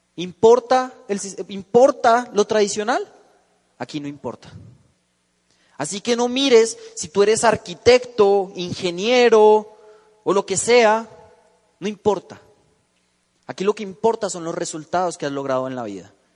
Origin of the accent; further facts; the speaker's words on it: Bogotá, Colombia; yo vengo de la ciudad de Bogotá